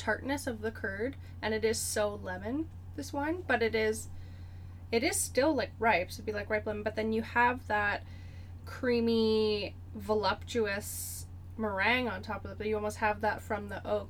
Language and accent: English; Canada; Because we're Canadian.